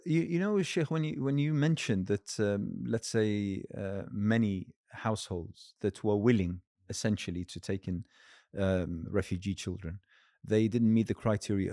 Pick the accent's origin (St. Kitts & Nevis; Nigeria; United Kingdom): United Kingdom; as a Brit as a British Muslim